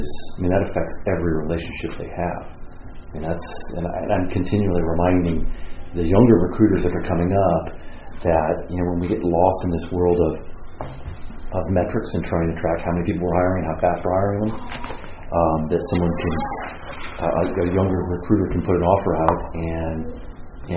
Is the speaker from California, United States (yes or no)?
yes; Southern California, United States; I grew up in Southern California